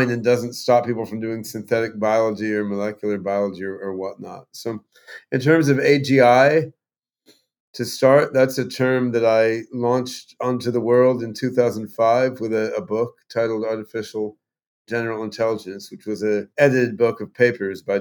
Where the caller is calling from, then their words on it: Vashon Island, Washington, United States; I'm on Vashon Island uh, off the coast